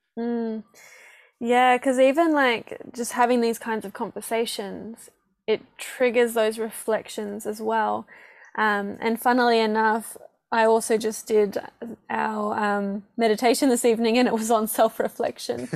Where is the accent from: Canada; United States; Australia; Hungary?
Australia; Perth, Western Australia; moved away as an adult; also born or lived in Gold Coast, Australia; now in New Zealand; northern suburbs. So past Joondalup in Butler.